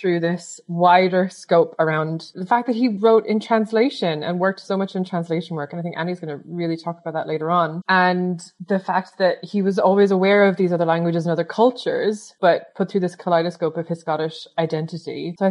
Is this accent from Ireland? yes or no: yes; Ireland; now in Scotland, United Kingdom; as an Irish immigrant in Scotland